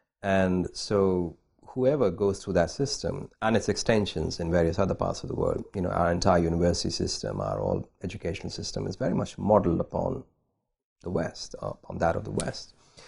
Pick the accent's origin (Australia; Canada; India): India; I grew up in India. I was born there. This is also the country where the Buddha was born, where he spent most of his life.